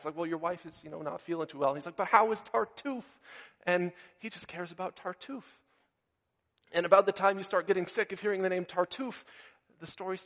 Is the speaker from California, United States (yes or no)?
no; Minnesota, United States; moved away; I grew up in Minnesota